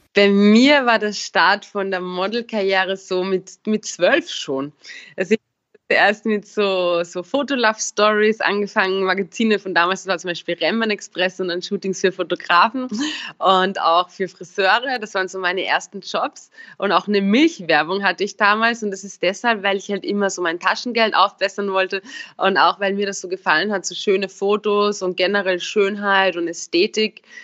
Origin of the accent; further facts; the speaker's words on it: Upper Austria, Austria; moved away; also born or lived in Vienna; ich komme ja aus Oberösterreich, eher vom Land